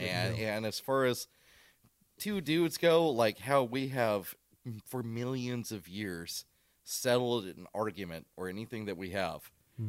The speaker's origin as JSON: {"language": "English", "region": "Texas", "country": "United States", "tie": "born or raised there", "also_born_or_lived": "Spokane, United States", "said": "I was born in Spokane. Majority of my time, I was raised throughout Texas."}